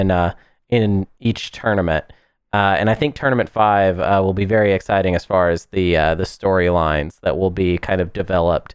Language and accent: English; United States; I'm American